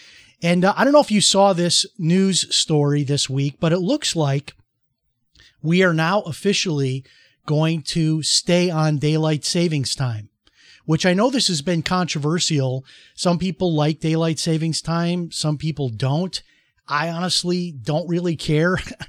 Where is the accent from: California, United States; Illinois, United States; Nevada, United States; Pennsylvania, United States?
Illinois, United States; Chicago; And that's how it was when I was growing up in Chicago, largely as well.